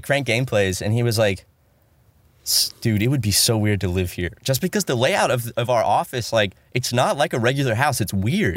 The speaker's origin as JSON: {"language": "English", "region": "South Carolina", "country": "United States", "moved": "yes", "said": "back home in South Carolina"}